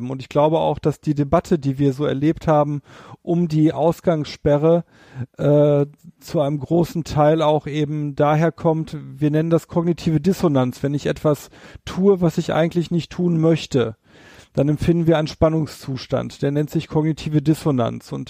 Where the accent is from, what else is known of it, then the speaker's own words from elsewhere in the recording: North Rhine-Westphalia, Germany; Bei uns hier in der Stadt, ich komme ja hier aus dem Ruhrgebiet, da haben wir viele, viele Menschen, die keine Gärten haben.